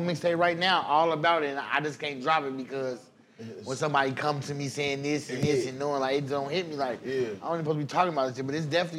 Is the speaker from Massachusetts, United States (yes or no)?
no; Indianapolis, Indiana, United States; me being from the city that I love, I'm from Naptown. Fuck that. I'm in Naptown.